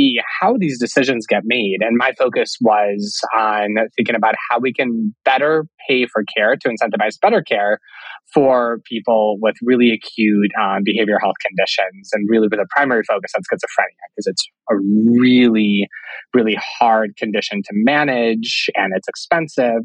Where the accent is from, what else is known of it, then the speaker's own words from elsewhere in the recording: Cleveland, Ohio, United States; also born or lived in Russia / St. Louis; I was born in Russia and I moved to the US when I was 8 years old. So I grew up in the Cleveland area